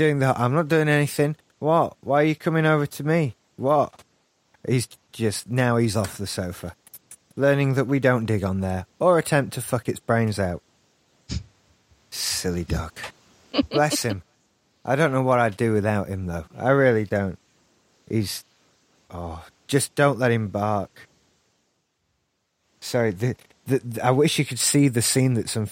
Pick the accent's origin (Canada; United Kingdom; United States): United Kingdom; Yorkshire and the Humber; I'm from South Yorkshire